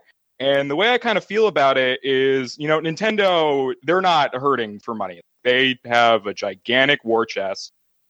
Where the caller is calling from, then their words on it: Houston, Texas, United States; I'm from Houston.